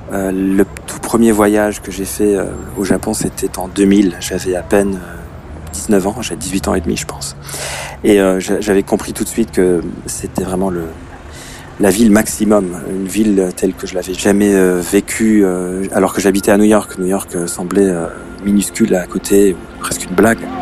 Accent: Luxembourg; Moi, je suis du Luxembourg. Euh, Tokyo est plus grand que mon pays

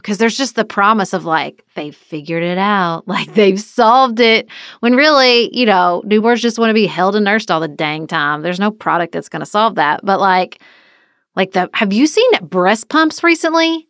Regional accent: Paducah, Kentucky, United States; moved away as an adult; also born or lived in Washington, D.C.; I moved back to my hometown of Paducah

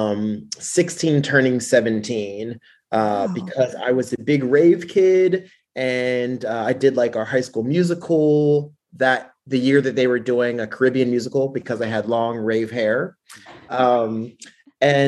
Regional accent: Pittsburgh, Pennsylvania, United States; moved away; when I was in my hometown, Pittsburgh

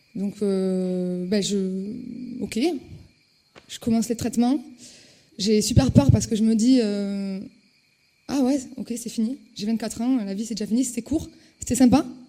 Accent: Toulouse, Occitania, France; je suis toulousaine, j'étais à la fac de Toulouse

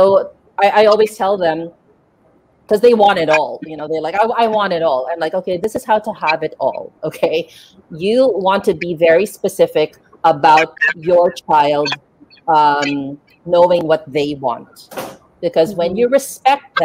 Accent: Philippines; I grew up in Asia

